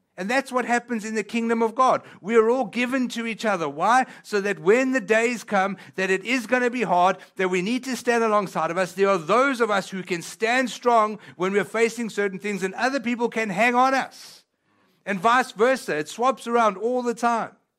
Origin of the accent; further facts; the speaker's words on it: South Africa; first language Italian; English is a second language; now in Texas, United States; I come from a place called South Africa. But that being said, even though I was born in South Africa